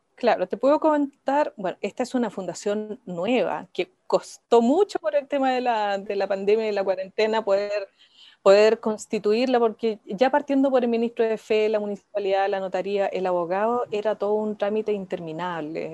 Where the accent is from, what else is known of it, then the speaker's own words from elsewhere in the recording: Iquique, Tarapacá, Chile; Yo soy de Iquique